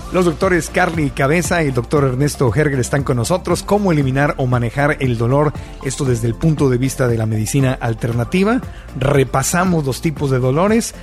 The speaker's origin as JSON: {"language": "Spanish", "country": "Mexico", "said": "yo como mexicano"}